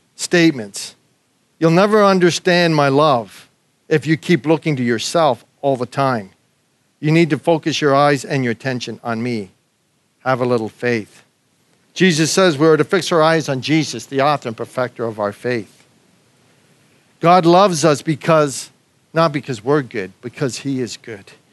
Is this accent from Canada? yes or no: yes; Canada; moved away as an adult; now in Australia; me as a Canadian